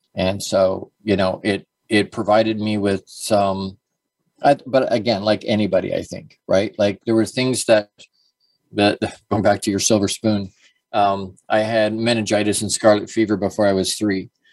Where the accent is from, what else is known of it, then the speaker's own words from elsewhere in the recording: Dorchester, Ontario, Canada; also born or lived in Toronto, Canada; I was born in Toronto, actually, uh, and then we moved to Dorchester. But at a really, really young age